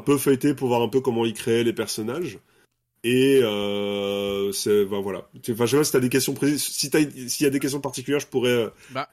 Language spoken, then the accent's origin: French; Brussels, Brussels-Capital Region, Belgium; je suis belge, je viens de Bruxelles.